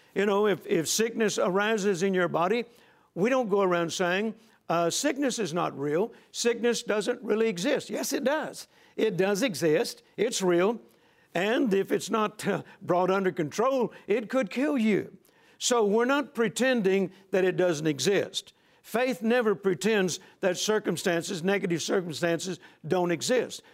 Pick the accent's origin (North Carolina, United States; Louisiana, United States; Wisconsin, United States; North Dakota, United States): Louisiana, United States; Shreveport; hometown of Shreveport, Louisiana